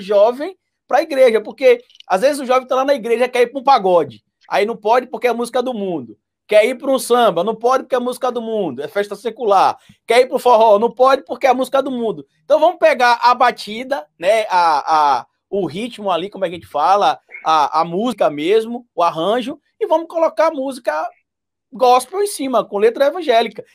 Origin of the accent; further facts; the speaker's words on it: Itabuna, Bahia, Brazil; na minha cidade natal, lá em Tabuna